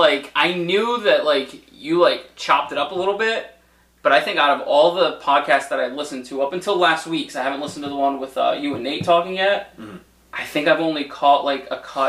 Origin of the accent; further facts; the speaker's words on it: Providence, Rhode Island, United States; I grew up in Providence.